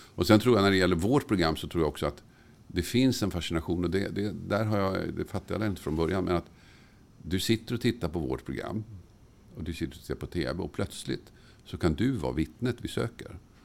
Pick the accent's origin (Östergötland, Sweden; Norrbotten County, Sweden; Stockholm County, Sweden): Stockholm County, Sweden; Tumba; När jag växte upp i Tumba